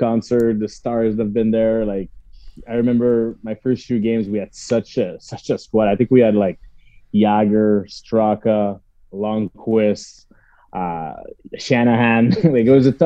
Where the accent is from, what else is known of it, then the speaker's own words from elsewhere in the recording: Montreal, Quebec, Canada; playing my hometown for a full year